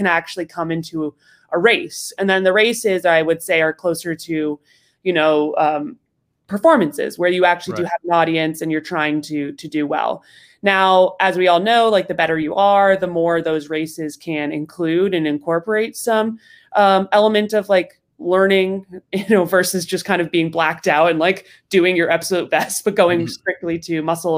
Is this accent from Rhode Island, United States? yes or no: yes; Rhode Island, United States; Rhode Island.